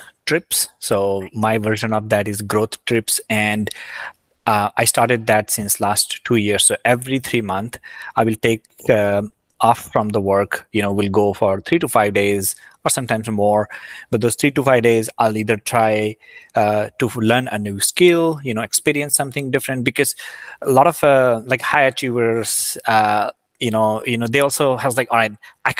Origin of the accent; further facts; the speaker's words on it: India; I grew up in India